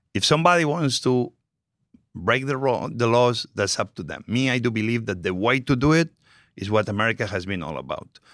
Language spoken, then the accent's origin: English; Spain; English is a second language; moved away as an adult; also born or lived in New York; now in United States; I'm very proud of my Spanish heritage